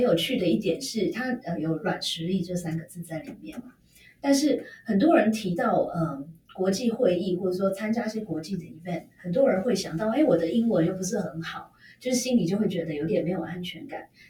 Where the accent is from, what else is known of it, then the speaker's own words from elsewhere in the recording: Taiwan; 我们台湾人比较常常忽视的呢？